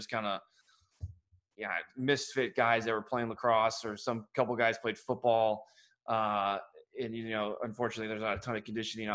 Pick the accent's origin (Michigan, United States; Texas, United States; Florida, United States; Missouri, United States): Missouri, United States; Harrisburg; moved away; also born or lived in Columbia, Missouri; I grew up in Harrisburg, Missouri is my actual hometown. I lived on the line of Harrisburg, Missouri and Columbia, Missouri.